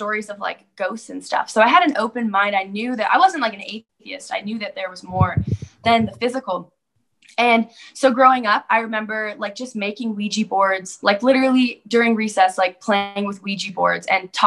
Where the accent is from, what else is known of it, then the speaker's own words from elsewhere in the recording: Calgary, Alberta, Canada; I'm from Calgary, Alberta, Canada.